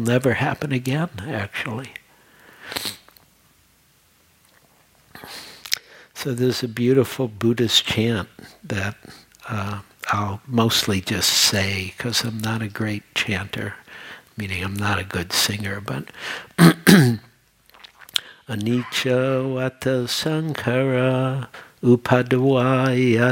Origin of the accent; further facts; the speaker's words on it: Detroit, Michigan, United States; moved away as an adult; also born or lived in New York; I was born and raised in Detroit, and I had a whole life there